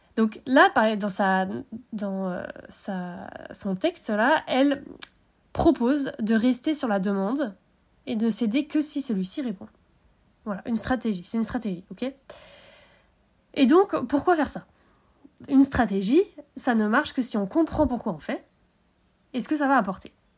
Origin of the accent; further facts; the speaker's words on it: Brittany, France; nous on est des Bretons. Hein, avec Utah, on est Bretons